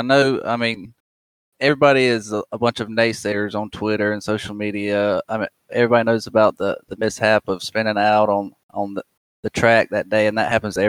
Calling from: Sanford, North Carolina, United States; I'm a little south of Raleigh, man. Sanford, North Carolina. It's a little small town.

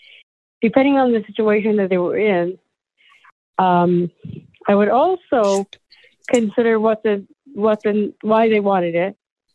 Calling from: Michigan, United States; from Michigan.

